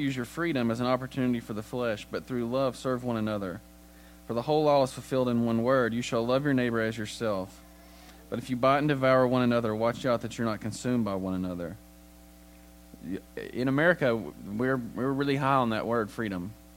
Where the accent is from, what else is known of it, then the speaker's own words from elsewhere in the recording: United States; as an American